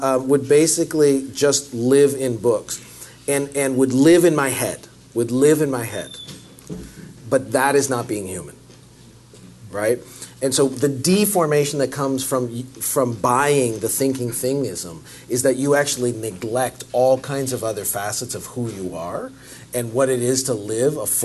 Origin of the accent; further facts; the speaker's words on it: Canada; now in United States; I'm Canadian